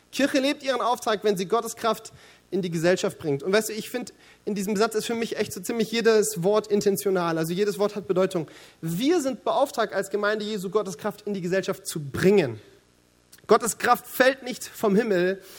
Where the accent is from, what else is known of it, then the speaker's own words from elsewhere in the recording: Baden-Württemberg, Germany; Sie verkaufen ihre Grundstücke also das Erste, was ich mir denke als Schwabe, ist wirtschaftlich sowas von daneben.